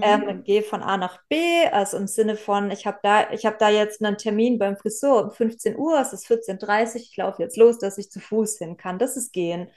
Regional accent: Southern Germany, Germany; ich komme ja auch aus Süddeutschland

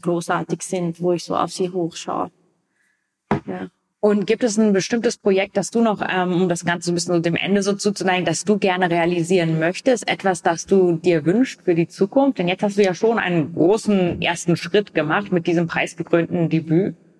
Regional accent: Vienna, Austria; in einem Bezirk, wo ich aufgewachsen bin, in Wien

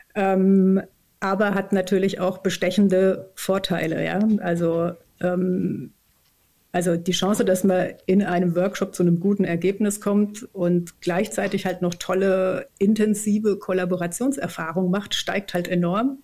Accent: Germany; moved away as an adult; also born or lived in Saint-Étienne, France / Berlin; Ich bin auf dem Land aufgewachsen, im südlichen Odenwald, ähm, also ungefähr zwischen äh, Heidelberg und Würzburg

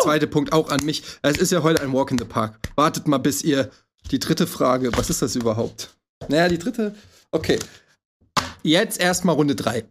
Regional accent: Frankfurt, Hesse, Germany; ich komme ja aus Frankfurt, ich bin ja quasi mit Heroin aufgewachsen

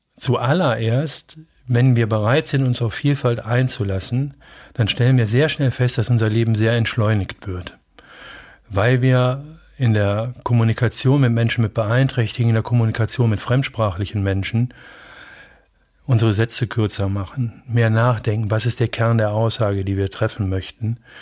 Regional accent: Bielefeld, North Rhine-Westphalia, Germany; bei uns in Bielefeld wäre das Stieghorst

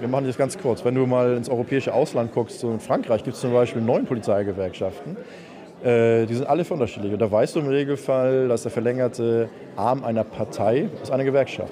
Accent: Germany; bei uns in Deutschland

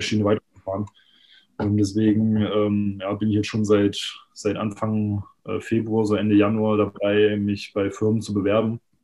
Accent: Jena, Thuringia, Germany; moved away as an adult; now in Berlin, Germany; ich komme eigentlich ursprünglich aus Jena

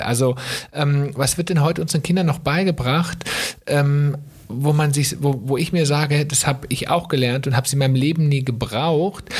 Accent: Germany; bei uns in Deutschland

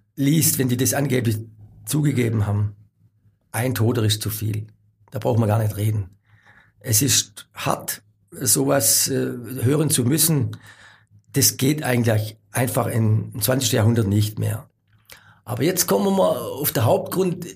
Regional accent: Germany; als Deutscher

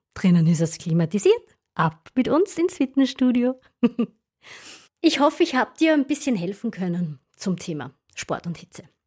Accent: Styria, Austria; Bei uns in der Steiermark

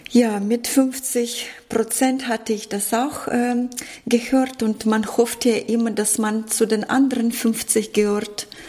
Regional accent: Northern Germany, Germany; Doch, ich komme aus Norddeutschland und wir sagen hier moin.

